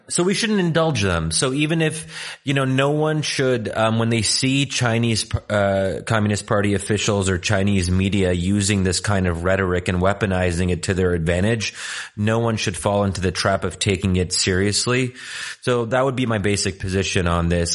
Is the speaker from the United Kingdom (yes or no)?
no; Egypt; moved away; also born or lived in Pennsylvania; I said originally Egyptian